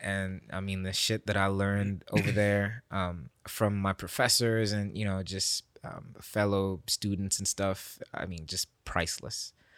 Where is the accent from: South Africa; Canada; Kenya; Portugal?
Kenya; Nairobi; now in Memphis, United States; I'm this guy from Kenya